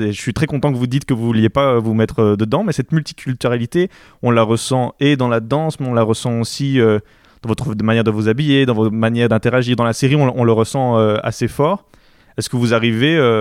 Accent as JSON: {"language": "French", "country": "Belgium", "said": "je suis belge, et moi j'habite, en Belgique"}